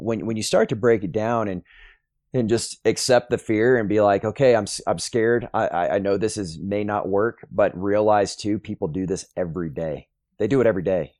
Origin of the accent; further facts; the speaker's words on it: Plano, Texas, United States; also born or lived in Sulphur Springs, Texas; I grew up in the Plano area